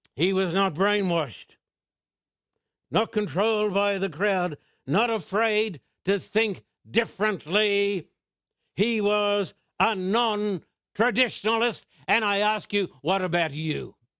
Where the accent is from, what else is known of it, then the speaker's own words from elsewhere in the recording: United Kingdom; as a British citizen